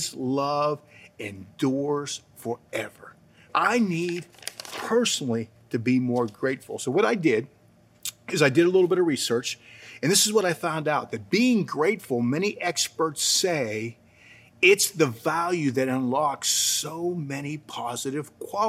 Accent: New Castle, Pennsylvania, United States; moved away; I grew up in Newcastle, Pennsylvania.

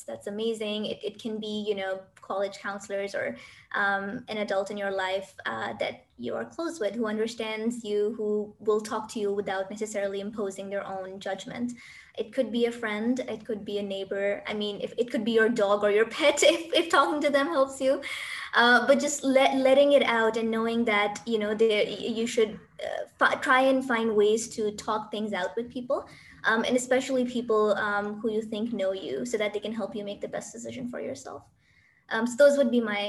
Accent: Pakistan; moved away as an adult; now in United Arab Emirates; Even though I'm from Pakistan, I'm currently in the UAE

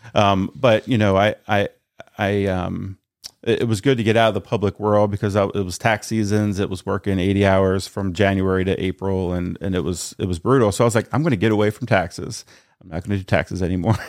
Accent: New Castle area, Northern Delaware, United States; born and raised in Newcastle Bay area, so I'm not from Middletown

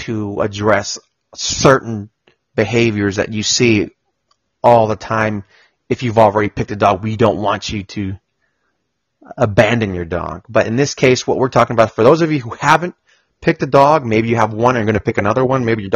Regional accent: Colombia; now in Austin, United States; I'm from Colombia

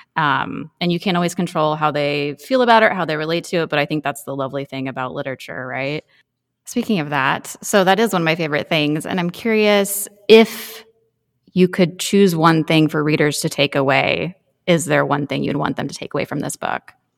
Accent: Kansas, United States; now in Nebraska, United States; I grew up in the Midwest Road from Kansas and lived in Nebraska for fifteen years or so.

